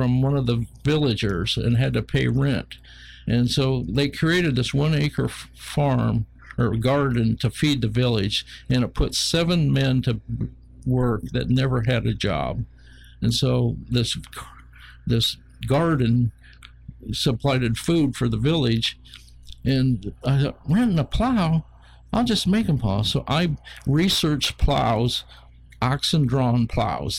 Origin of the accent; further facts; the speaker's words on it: Northwest Ohio, United States; moved away; I'm from Northwest Ohio and part of a Mennonite